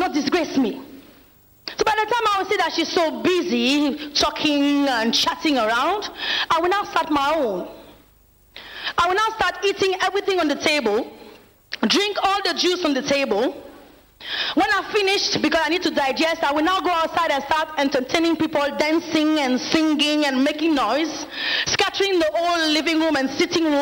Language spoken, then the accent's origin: English; France; moved away as an adult; now in Nigeria; I'm from France, and I'm an evangelist here at the Synagogue Church of All Nations